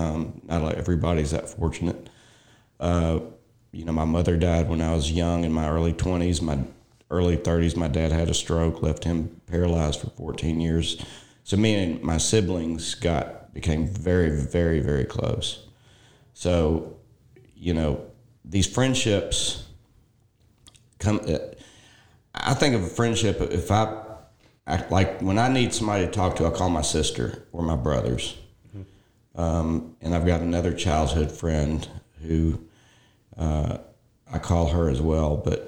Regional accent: Memphis, Tennessee, United States; I grew up in Memphis, a big city, in a small section of Memphis called Whitehaven. And, you know, it was such a small community.

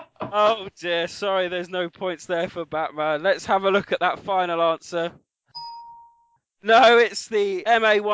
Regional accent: United Kingdom; we're all British

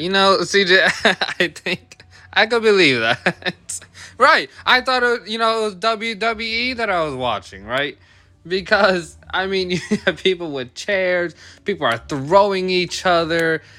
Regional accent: Puerto Rico; I'm Puerto Rican

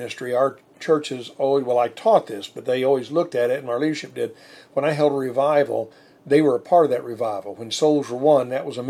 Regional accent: Mid-South, United States; we're from the Mid-South.

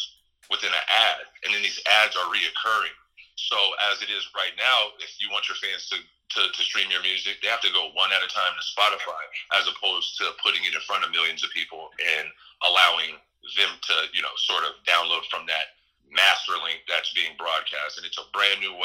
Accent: Santa Rosa, California, United States; also born or lived in San Francisco, California / Washington Heights, New York; in Sonoma County, Santa Rosa, that I really, really, locked in everything that I'm existing as today

